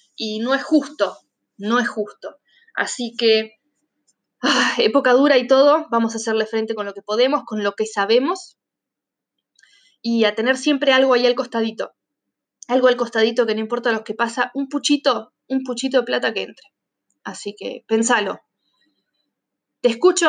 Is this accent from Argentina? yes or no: yes; Argentina; moved away